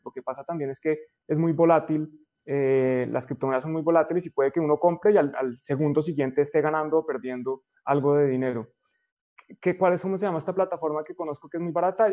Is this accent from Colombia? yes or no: yes; Colombia; en Colombia decimos